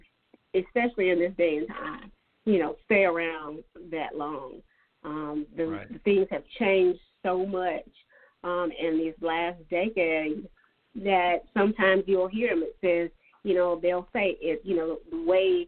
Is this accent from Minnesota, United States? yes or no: no; Dillon County, South Carolina, United States; I'm from Dillon County, so I'm familiar with Dillon.